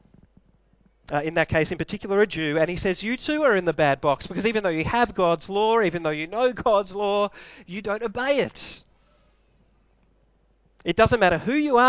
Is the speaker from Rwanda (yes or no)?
no; Melbourne, Victoria, Australia; I was born in Melbourne